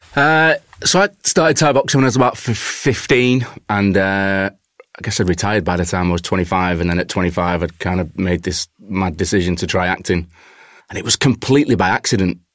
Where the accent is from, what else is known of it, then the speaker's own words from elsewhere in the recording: Warrington, North West England, United Kingdom; moved away as an adult; also born or lived in Manchester; now in London, United Kingdom; I was growing up in Warrington. My my family is still in Warrington.